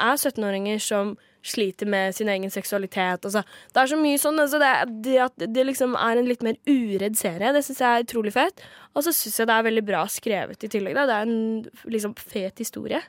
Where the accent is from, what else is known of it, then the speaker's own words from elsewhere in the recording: Kragerø, Vestfold og Telemark, Norway; moved away; jeg er jo fra Kragerø